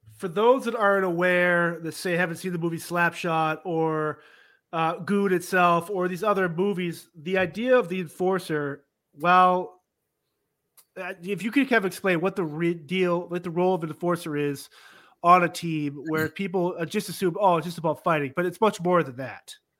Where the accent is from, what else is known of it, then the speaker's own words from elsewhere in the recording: Massachusetts, United States; I'm born and raised in Massachusetts